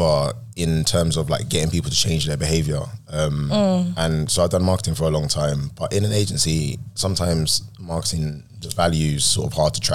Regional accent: London, United Kingdom; I'm from a place called Peckham

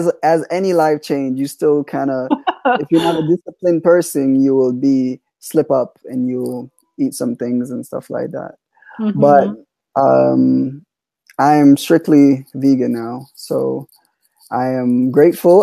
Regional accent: Jamaica; I'm Jamaican, so I was raised as Jamaican

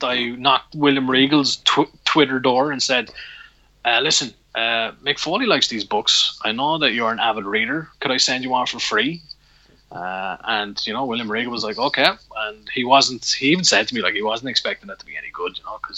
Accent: Wexford, Leinster, Ireland; when I was a kid in Wexford

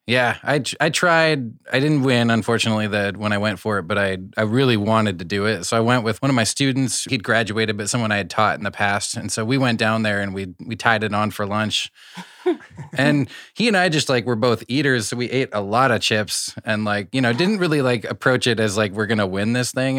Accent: Iowa, United States; I'm from Iowa, so we had Taco Bell, but, like, Taco John's was, like, the preference.

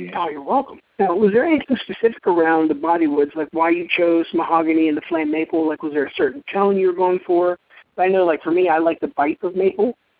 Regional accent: Pittsburgh, Pennsylvania, United States; I was a kid growing up in the Pittsburgh area. I, I grew up outside of Pittsburgh I went to Mars

